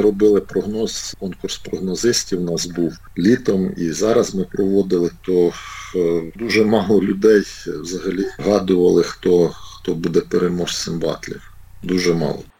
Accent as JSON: {"language": "Ukrainian", "town": "Cherkasy", "region": "Cherkasy Oblast", "country": "Ukraine", "tie": "born or raised there", "said": "Черкаси, це саме те місто, де все почалося. Це моє рідне місто."}